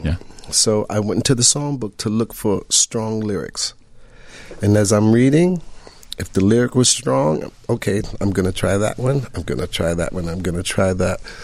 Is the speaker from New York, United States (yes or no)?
yes; New York City, New York, United States; I grew up in Queensbridge projects in New York